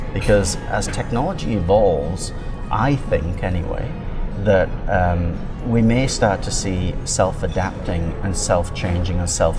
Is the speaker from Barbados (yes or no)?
no; England, United Kingdom; now in Canada; I've lived in Canada now for about 33 years. I immigrated here from England.